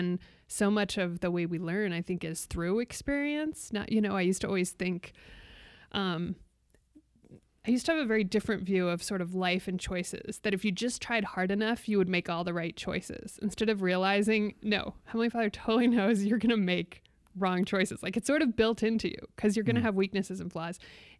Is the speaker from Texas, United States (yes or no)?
no; Arizona, United States; born there; also born or lived in South Dakota / Turkey; So I lived everywhere from, I was born in Arizona, but I lived everywhere from South Dakota to Turkey. So I've kind of been all over.